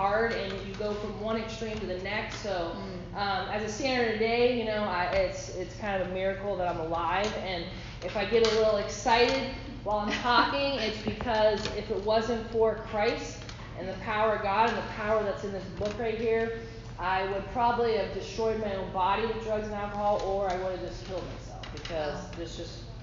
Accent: Ohio, United States; moved away as an adult; I'm originally from Ohio, came here right out of Bible school

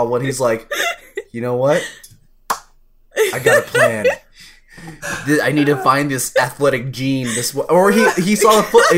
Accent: Houston, Texas, United States; also born or lived in Huntsville, Texas; I'm from Houston, Texas

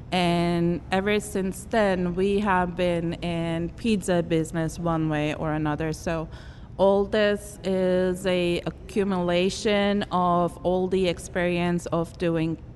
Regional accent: Germany; born there; we have been together uh, with some uh, Jewish communities all throughout my life and I was born in Germany.

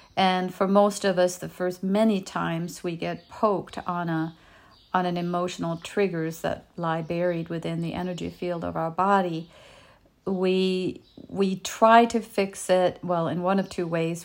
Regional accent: Denmark; first language Danish; English is a second language; moved away as an adult; now in United States; I was born and raised in Europe, and I moved to his town in the States to be with him

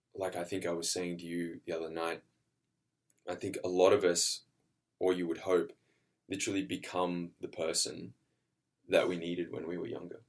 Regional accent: Australia; now in Vancouver, Canada; I'm Australian, an actor. Um, I currently live in, in Vancouver.

